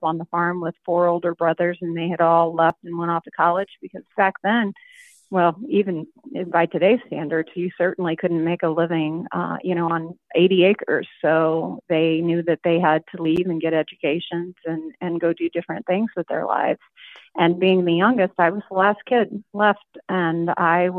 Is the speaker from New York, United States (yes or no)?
no; southern Illinois, United States; what that was like growing up in southern Illinois